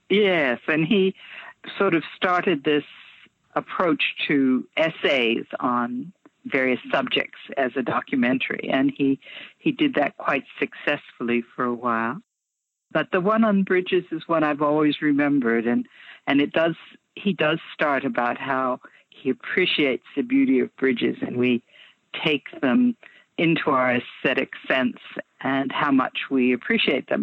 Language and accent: English; Detroit, Michigan, United States; moved away as an adult; now in Australia; I grew up, uh, as you said, in the States, and where I grew up particularly was around the Detroit area in Michigan